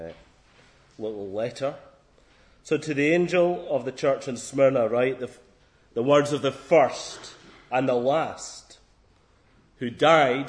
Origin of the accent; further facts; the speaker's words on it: Scotland, United Kingdom; being Scottish